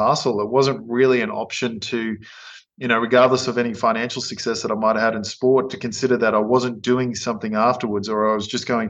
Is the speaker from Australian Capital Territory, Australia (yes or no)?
no; Queensland, Australia; also born or lived in Innisfail; growing up in Queensland, it's obviously a beautiful place to grow up